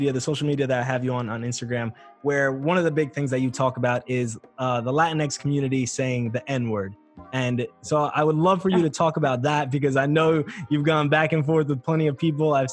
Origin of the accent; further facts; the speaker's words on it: New York, United States; I'm from New York